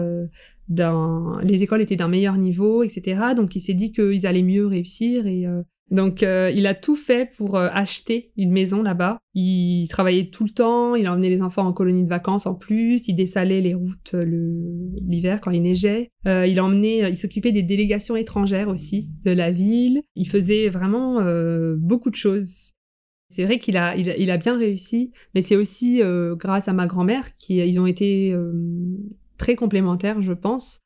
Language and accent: French; France; j'habite en France, je suis née en France